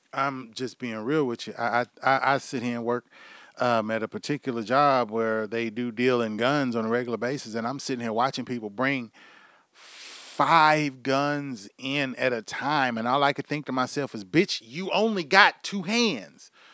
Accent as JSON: {"language": "English", "town": "Houston", "region": "Texas", "country": "United States", "tie": "born or raised there", "moved": "as an adult", "lives_now": "Oklahoma, United States", "said": "somebody that's from, born, bred, raised in Houston, motherfucking me, Texas"}